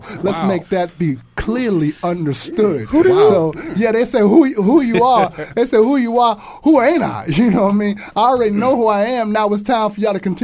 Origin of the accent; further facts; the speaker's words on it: New York, United States; I'm from New York.